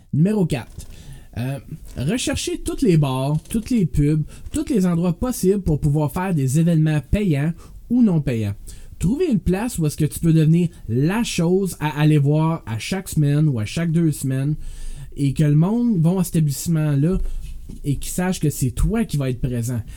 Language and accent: French; Canada; moved away; Moi, je viens d'Ottawa-Gatineau. Quand je suis déménagé ici